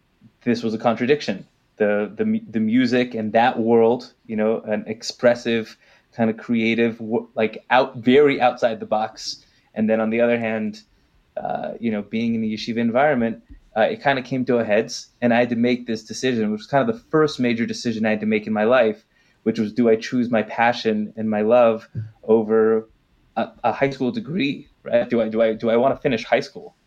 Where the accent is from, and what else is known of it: Los Angeles, California, United States; born or raised there; now in Jerusalem, Israel